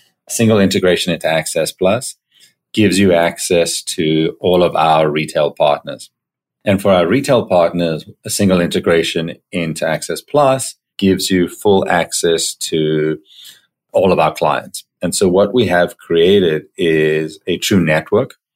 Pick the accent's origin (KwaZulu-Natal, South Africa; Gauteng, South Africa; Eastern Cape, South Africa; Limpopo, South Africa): Gauteng, South Africa; Johannesburg; moved away as an adult; now in Toronto, Canada; So I grew up in Johannesburg in South Africa, moved to Toronto, Canada when I was 18 years old.